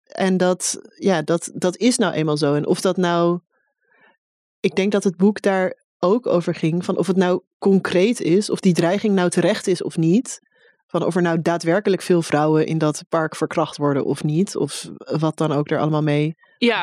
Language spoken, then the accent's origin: Dutch; Amsterdam, North Holland, Netherlands; Ik ben gewoon een Amsterdammer. Even, eh, credit. Ik kom uit Bos en Lommer en Osdorp.